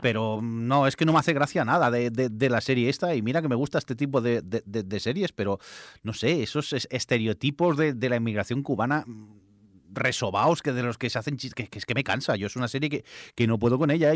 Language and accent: Spanish; Barcelona, Catalonia, Spain; soy de Barcelona